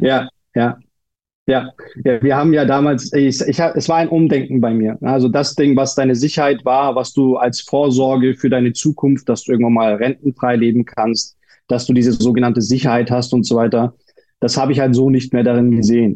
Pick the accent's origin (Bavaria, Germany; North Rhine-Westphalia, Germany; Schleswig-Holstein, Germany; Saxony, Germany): Bavaria, Germany; Munich; moved away as an adult; also born or lived in Turkey; ich bin ja Münchner und das, das, wir waren in einer Ortschaft bei München, also im Landkreis von München